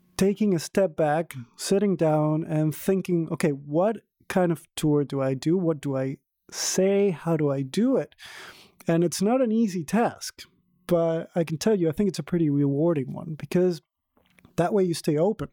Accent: Venezuela; now in Berlin, Germany; I'm from Venezuela originally.

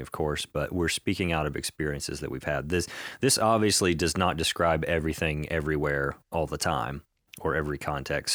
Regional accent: United States; we as a, as an American Christian people

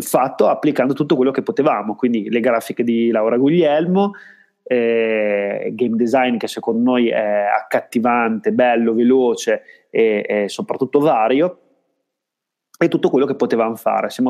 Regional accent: Parma, Emilia-Romagna, Italy; Io vengo da Parma

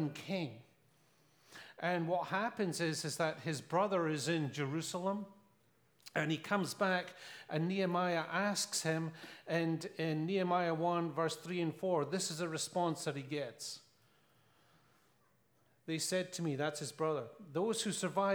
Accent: Scotland, United Kingdom; I'm from Scotland

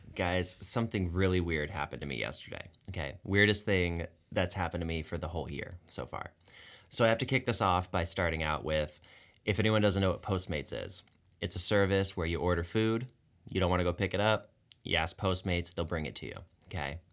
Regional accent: Tucson, Arizona, United States; was made at the U of A. which is actually in my hometown.

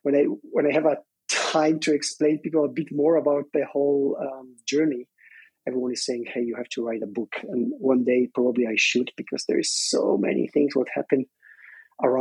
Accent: southwest Poland, Poland; moved away as an adult; I was born in Poland, in the southwest of Poland, which used to be German part

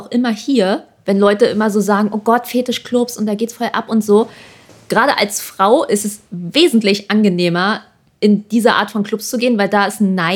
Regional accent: Germany; alle dachten auch immer so, ah ja, äh, du bist Amerikaner und alle waren schon so, äh, wir so, nee, wir sind Deutsche

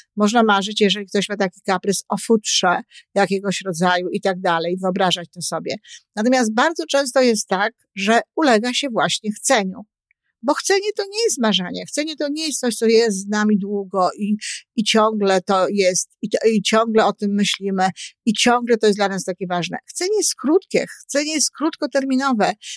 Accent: Poland; ja się wychowywałam w okresie PRL-u

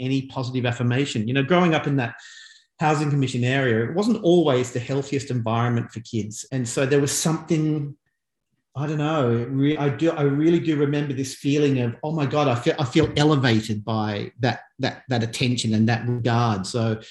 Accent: Lake Macquarie, New South Wales, Australia; I grew up in Lake Macquarie, it was Newcastle at the time, but it became its own city when I was a child.

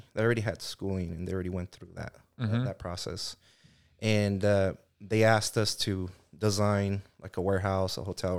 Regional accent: Delano, California, United States; And I was raised in Delano, and there's not a lot of things to do out there.

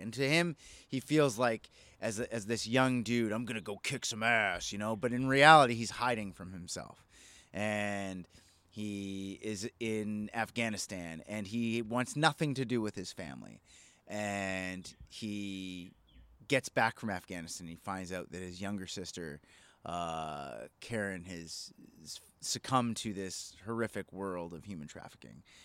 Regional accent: Edmonton, Alberta, Canada; I grew up in the Northeast side. I know all these places.

